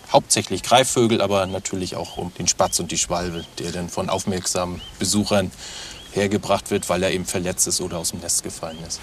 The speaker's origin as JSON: {"language": "German", "town": "Waren", "region": "Mecklenburg-Vorpommern", "country": "Germany", "tie": "born or raised there", "also_born_or_lived": "Rostock", "said": "tatsächlich bin ich in Waren aufgewachsen"}